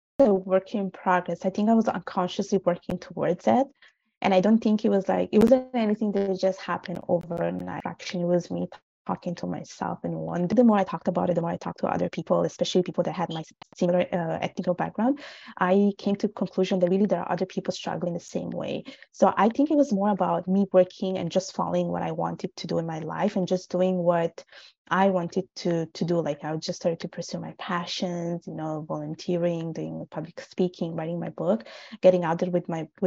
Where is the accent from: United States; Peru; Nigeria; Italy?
Italy; first language Italian; English is a second language; I was born and raised in Italy. My parents are from Bangladesh.